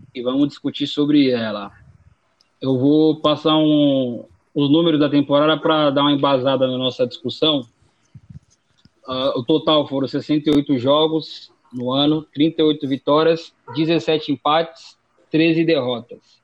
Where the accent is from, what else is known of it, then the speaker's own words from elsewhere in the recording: São Paulo, Brazil; Mesmo sendo paulista